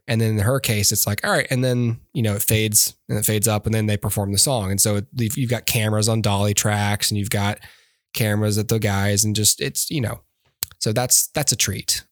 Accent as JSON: {"language": "English", "region": "Alabama", "country": "United States", "said": "I'm from Alabama"}